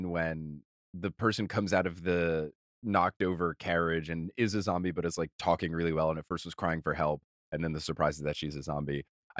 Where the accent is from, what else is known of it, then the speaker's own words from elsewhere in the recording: New Jersey, United States; I grew up near the Jersey Shore and I would do like beach water sports all the time.